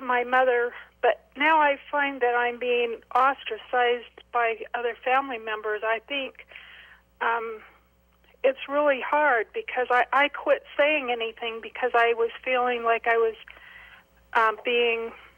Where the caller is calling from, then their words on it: Hurricane, Utah, United States; I'm just calling from Hurricane. I am from a polygamous family.